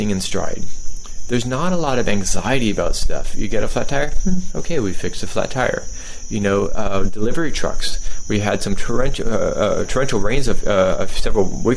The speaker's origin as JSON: {"language": "English", "country": "United States", "moved": "yes", "said": "as an American"}